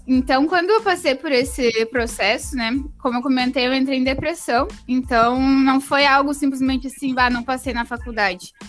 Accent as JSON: {"language": "Portuguese", "town": "Pelotas", "region": "Rio Grande do Sul", "country": "Brazil", "tie": "born or raised there", "said": "sou de Pelotas, Rio Grande do Sul. Então, estou um pouquinho longe, vamos dizer assim. Mas uh, no caso, nasci aqui no Grande do Sul"}